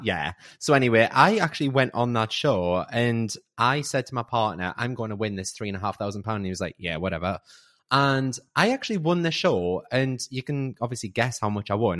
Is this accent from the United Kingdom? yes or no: yes; Newcastle upon Tyne, North East England, United Kingdom; I'm 35. I'm from Newcastle